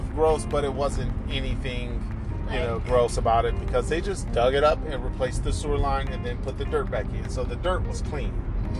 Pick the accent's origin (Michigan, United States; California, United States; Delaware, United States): Michigan, United States; Detroit; So we grew up in Detroit